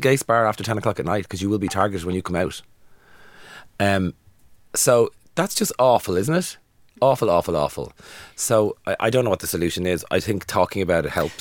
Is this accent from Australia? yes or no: no; Dublin, Leinster, Ireland; I'm from Dublin